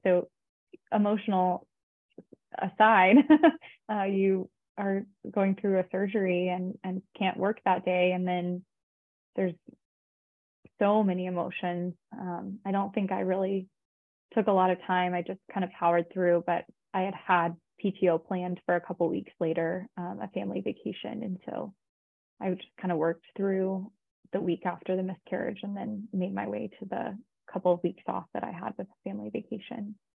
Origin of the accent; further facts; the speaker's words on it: Austin, Texas, United States; I'm actually from Austin, Texas